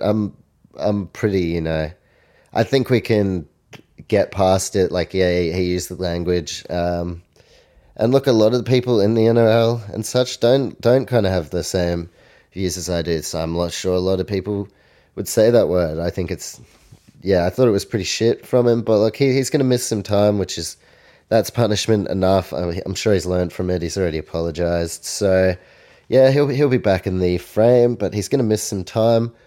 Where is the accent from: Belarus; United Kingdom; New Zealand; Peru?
New Zealand; I'm from New Zealand